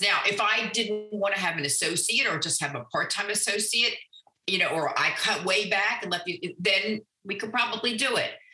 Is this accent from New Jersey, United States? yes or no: no; Annapolis, Maryland, United States; now in Owings Mills, United States; I grew up in Annapolis